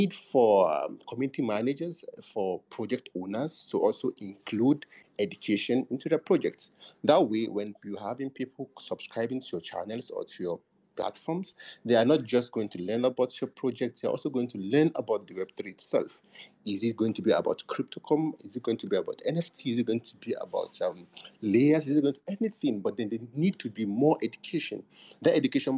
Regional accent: Nigeria; I'm from Nigeria

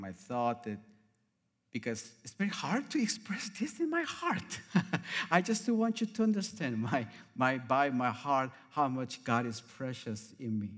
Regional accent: South Korea; moved away as an adult; now in Arizona, United States; I came from South Korea originally 30 years ago

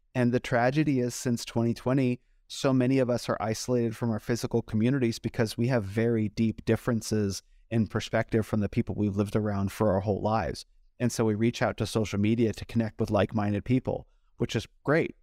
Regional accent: United States; growing up in America

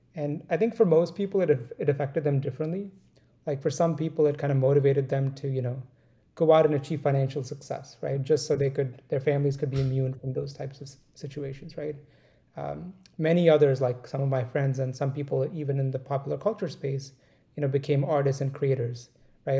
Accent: India; moved away; I grew up in India. You know, we grew up in a small town and it's a small town of 1.5 million people, right? And that's considered small for India. And it was adjacent to like this big city of Delhi

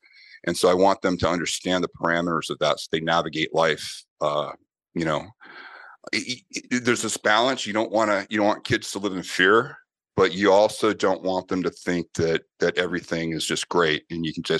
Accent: Boston, Massachusetts, United States; And then also growing up in Boston with Irish, with an Irish family that is very big on combat sports

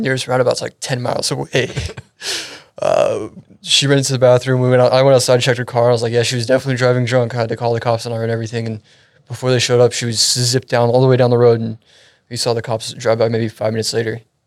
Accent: Frisco, Texas, United States; also born or lived in Euless, Arlington, Texas; I was born and raised up in the Frisco area. Just recently moved down to the Euless, Arlington area.

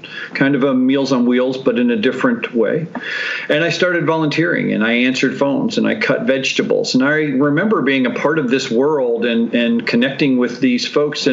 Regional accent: New York City, New York, United States; moved away; I grew up in New York, you know, the New York City area

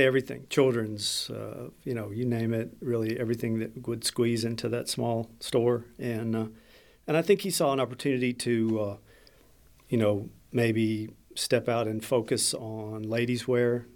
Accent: Clinton, Arkansas, United States; I grew up in Clinton, and so uh, Conway to us was, you know, became a, a, second location for my family

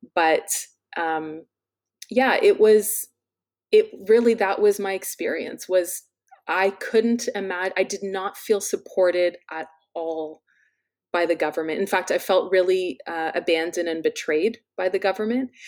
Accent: London, Ontario, Canada; my hometown of London, Ontario

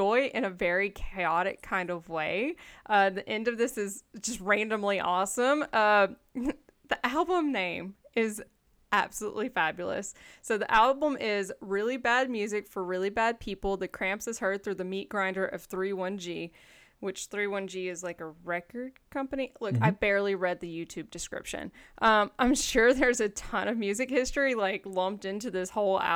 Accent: Jackson, Tennessee, United States; moved away; we're from Jackson

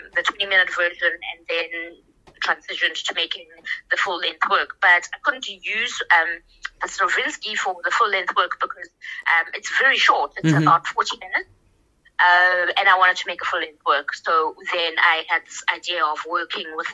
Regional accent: South Africa; We're all South African

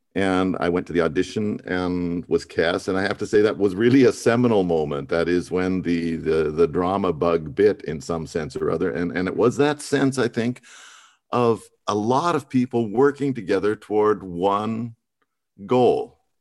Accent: Missoula, Montana, United States; now in Austria; I grew up in Missoula, Montana

